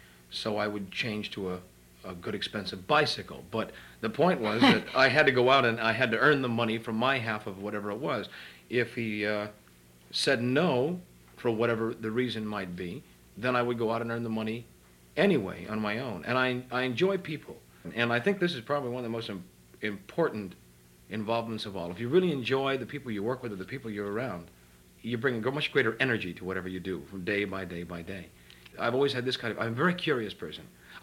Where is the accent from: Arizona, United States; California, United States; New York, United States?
California, United States; San Francisco; San Francisco.